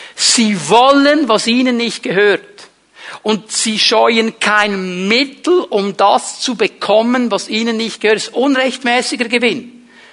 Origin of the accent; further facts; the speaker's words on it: Switzerland; auch bei uns in der Schweiz